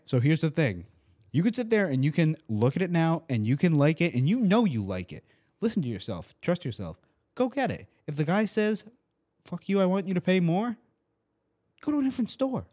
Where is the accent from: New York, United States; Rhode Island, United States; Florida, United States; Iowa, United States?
Rhode Island, United States; now in Tampa, United States; I'm from Rhode Island